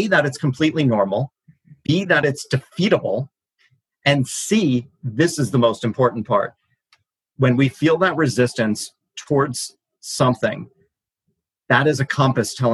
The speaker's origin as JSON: {"language": "English", "town": "Brooklyn", "region": "New York", "country": "United States", "said": "Brooklyn, New York."}